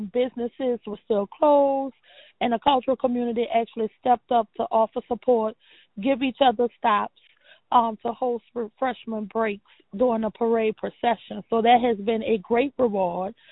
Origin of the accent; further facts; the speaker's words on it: New Orleans, Louisiana, United States; Born and raised in New Orleans